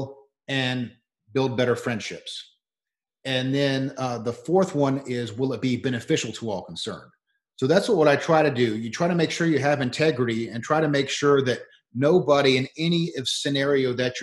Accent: Leesburg, Florida, United States; Leesburg's my hometown, Leesburg, Florida

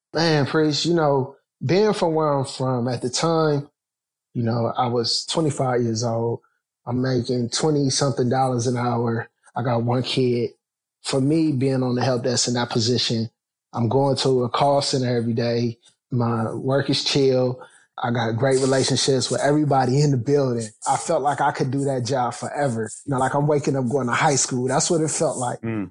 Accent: Canton, Ohio, United States; I grew up in the Midwest. I'm from Canton, Ohio

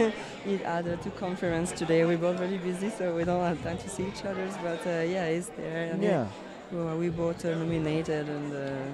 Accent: Chicoutimi, Quebec, Canada; accent: French accent; first language French; English is a second language; moved away as an adult; now in Montreal, Canada; But I lived my first 26 years in the city named Chicoutimi, with 5 hours in the north of Montreal. Everybody speaks French only.

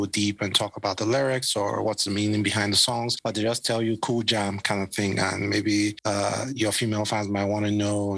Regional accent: Benin City, Edo, Nigeria; I'm from Benin, and we have a house there.

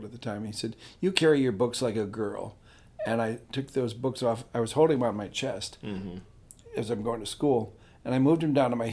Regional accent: Midwest, United States; moved away; I come from a church school in Midwest

